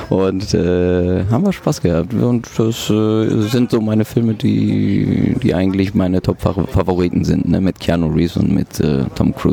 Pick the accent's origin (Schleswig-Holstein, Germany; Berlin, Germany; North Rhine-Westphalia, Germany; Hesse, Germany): North Rhine-Westphalia, Germany; Bochum; born there; mein Vater hatte ein Restaurant und ähm, auch in Bochum Langdreher, wo ich geboren bin.